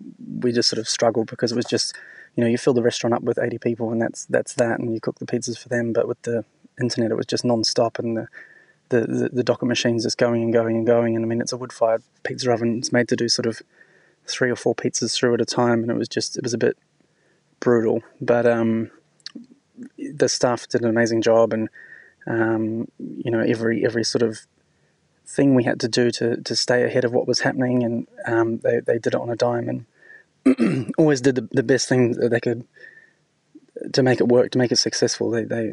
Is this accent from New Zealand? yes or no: yes; New Zealand; now in Sydney, Australia; I'm originally from New Zealand, and when my boss in New Zealand used to have his book in the office, and I always thought what an amazing restaurant it was, and came to Sydney